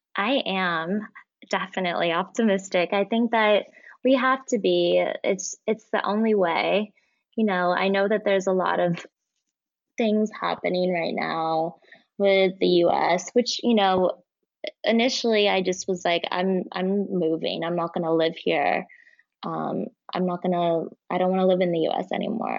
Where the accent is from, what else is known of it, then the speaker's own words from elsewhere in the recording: Indiana, United States; Born and raised in Indiana, but my dad is from Iran and my mom is Dutch.